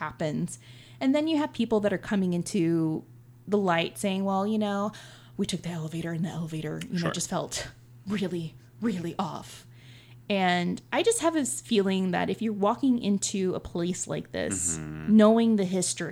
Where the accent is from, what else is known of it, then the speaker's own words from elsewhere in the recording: New Orleans, Louisiana, United States; moved away; I'm originally from New Orleans.